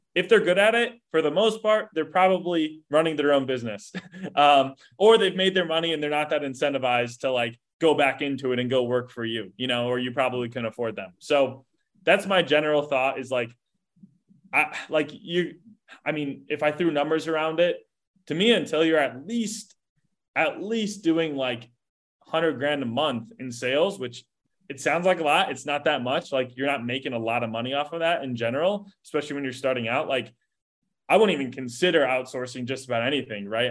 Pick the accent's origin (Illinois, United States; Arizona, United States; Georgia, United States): Illinois, United States; Chicago; moved away as an adult; now in Indianapolis, United States; I grew up like suburb, south suburbs of Chicago, um, you know, suburbia, if you will. Um, and now I'm in, in, in Indianapolis